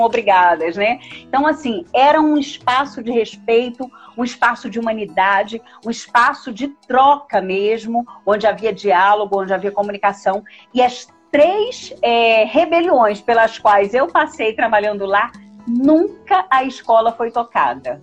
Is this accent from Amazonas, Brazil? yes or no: yes; Manaus, Amazonas, Brazil; moved away as an adult; now in Minas Gerais, Brazil; o meu estado, de, na, né, onde eu nasci, Manaus, no Amazonas